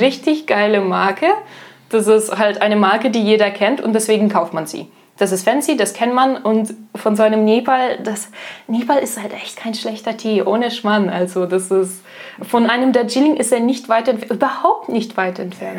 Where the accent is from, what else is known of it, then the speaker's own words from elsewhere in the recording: Russia; moved away; ich komme aus Russland